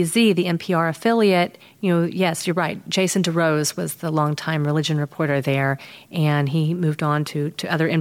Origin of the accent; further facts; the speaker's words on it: United States; also born or lived in North Carolina / Texas; now in Chicago, United States; I grew up in North Carolina and Texas